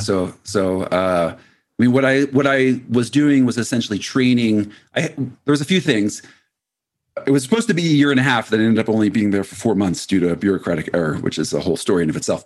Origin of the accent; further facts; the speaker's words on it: Philadelphia, Pennsylvania, United States; moved away as an adult; also born or lived in Annapolis, Maryland; now in Colorado, United States; I grew up, uh, around Philadelphia